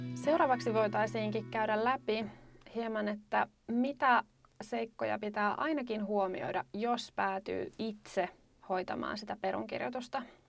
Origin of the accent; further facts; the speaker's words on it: Lapland, Finland; me olen kotoisin Lapista